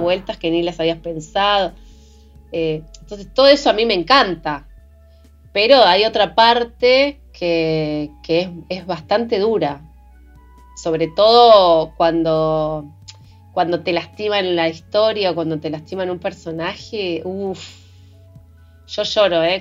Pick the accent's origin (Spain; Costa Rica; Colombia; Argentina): Argentina; Patagonia; mujer latinoamericana, patagónica, pueblerina